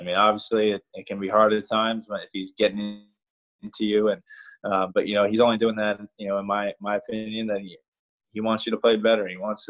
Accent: New York, United States; I'm from New York, so growing up and watching Wayne Corbett, obviously Jerry Rice, all those guys

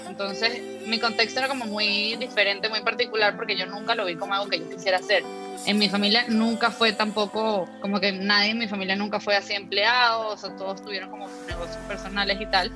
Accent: Venezuela; moved away; also born or lived in Cancún, Mexico / Mexico City, Mexico; yo soy de Venezuela, pero emigré hace mucho tiempo

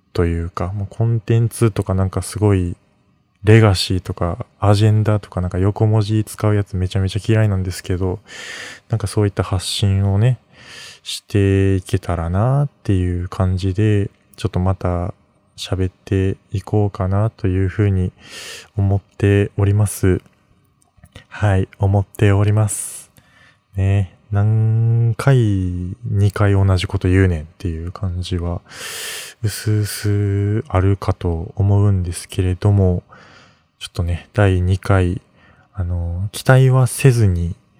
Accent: Mie, Japan; moved away as an adult; now in Tokyo, Japan; 出身は三重県

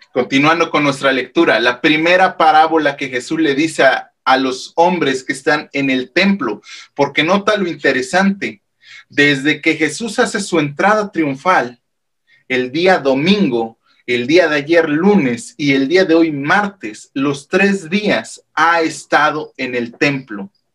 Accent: Mexico; el calendario civil que nosotros llevamos como mexicanos

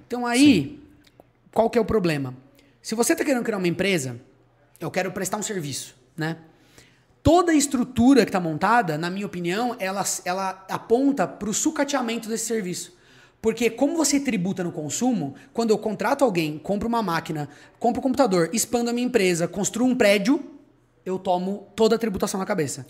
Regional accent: Socorro, São Paulo, Brazil; eu sou de uma cidade hoteleira, né, uma cidade turística, e aí a gente pegou um terreno que a gente tinha lá de três mil metros, começou a transformar numa pousada, que virou um hotel

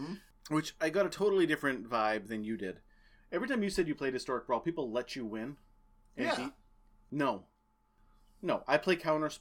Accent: United States; the best two podcasters who grew up in the Merrimack Valley.

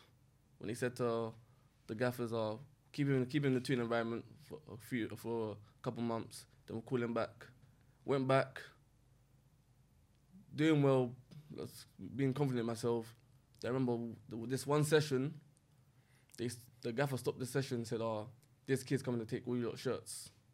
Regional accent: Peckham, London, United Kingdom; born or raised there

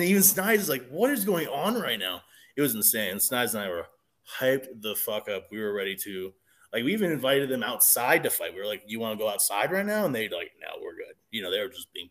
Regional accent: Seattle, Washington, United States; I'm born and raised in Seattle

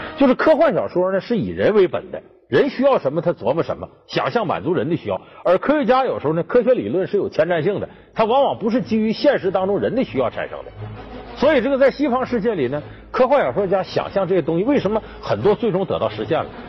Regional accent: Heilongjiang, China; 我们老家黑龙江

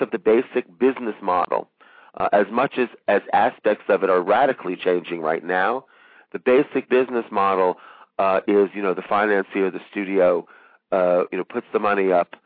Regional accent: France; moved away; I was raised in France

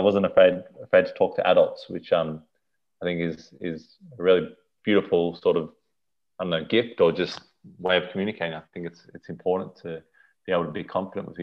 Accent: Sydney, New South Wales, Australia; also born or lived in Johannesburg, South Africa; I came over when I was 2.5. I grew up in Bondi Beach, Australia, so your typical Australian experience.

